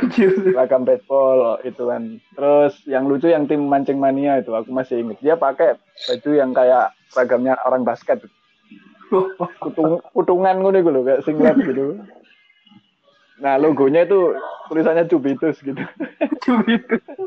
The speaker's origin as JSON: {"language": "Indonesian", "region": "East Java", "country": "Indonesia", "said": "saya memang orang Jawa Timur tinggal di Malang sekarang"}